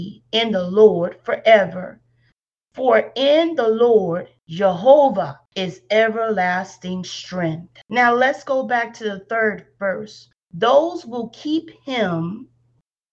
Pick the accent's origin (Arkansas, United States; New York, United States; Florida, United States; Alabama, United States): Alabama, United States; accent: country; Yes, I'm from Alabama. So the country does come out in my vocabulary quite a lot.